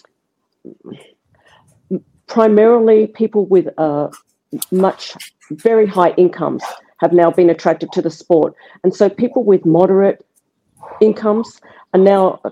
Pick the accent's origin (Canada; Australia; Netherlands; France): Australia; I'm Australian